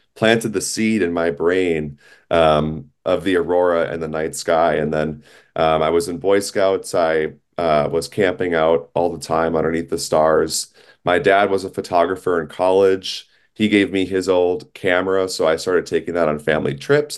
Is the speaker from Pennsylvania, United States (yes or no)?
no; Minneapolis, Minnesota, United States; I was growing up in Minnesota in the Twin Cities